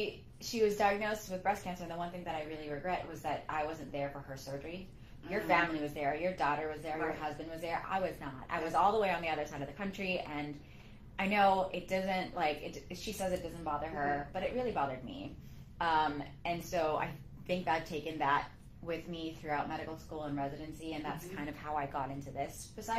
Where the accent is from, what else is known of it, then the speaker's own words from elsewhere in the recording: California, United States; Well, I grew up in California.